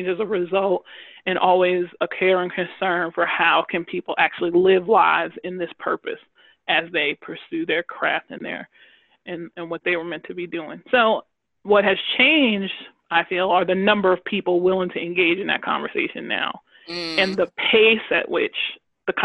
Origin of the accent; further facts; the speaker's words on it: Long Island, New York, United States; I grew up on Long Island as a part of a large family